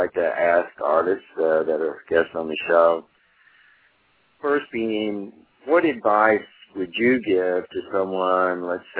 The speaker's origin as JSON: {"language": "English", "region": "Southwest", "country": "United States", "tie": "born or raised there", "said": "I grew up in the Southwest"}